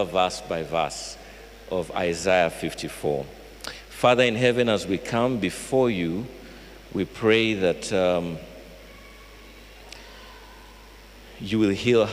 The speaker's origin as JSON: {"language": "English", "town": "Fort Portal", "region": "Western Region", "country": "Uganda", "said": "I come from Fort Poto"}